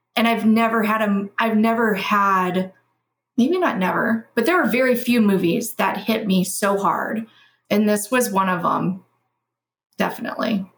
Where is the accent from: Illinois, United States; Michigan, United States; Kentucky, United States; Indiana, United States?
Kentucky, United States; Louisville; I was raised in Louisville, Kentucky, which is where I currently reside.